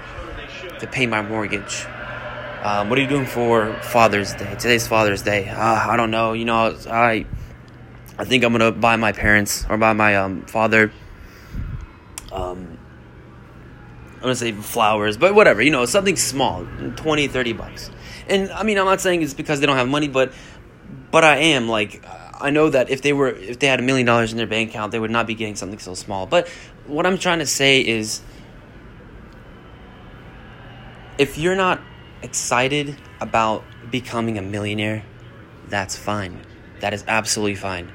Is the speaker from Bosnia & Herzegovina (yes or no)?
yes; Bosnia & Herzegovina; moved away; also born or lived in Germany; I'm from Bosnia